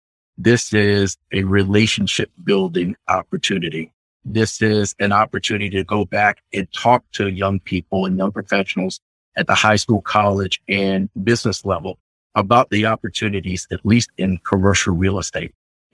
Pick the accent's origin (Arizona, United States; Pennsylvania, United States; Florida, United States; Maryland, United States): Maryland, United States; Annapolis; I grew up in Annapolis on the weekends. My father was in the Navy